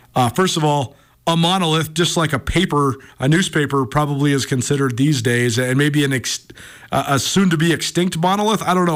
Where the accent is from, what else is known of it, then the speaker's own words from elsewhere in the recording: Montana, United States; as Montanans